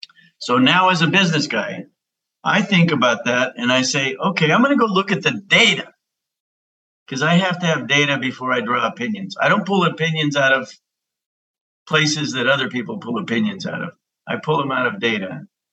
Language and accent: English; United States; Well, Rick, I think, first of all, I'm an American.